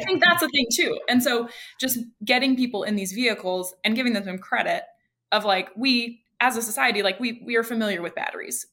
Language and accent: English; Idaho, United States; now in California, United States; I live in California, but I'm originally from Idaho